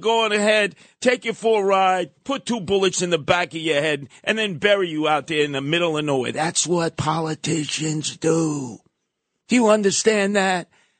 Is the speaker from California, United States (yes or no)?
no; New York City, New York, United States; a man that I've known growing up in Canarsie.